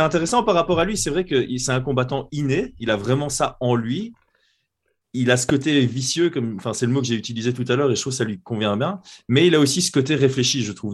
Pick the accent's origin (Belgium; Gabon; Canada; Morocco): Belgium; chez nous en Belgique